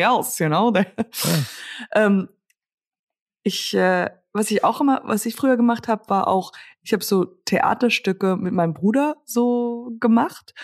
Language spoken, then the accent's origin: German; Germany; hier in Höck, also in Höckritzhausen, da wo ich herkomme, ist, äh, ist ein Dorf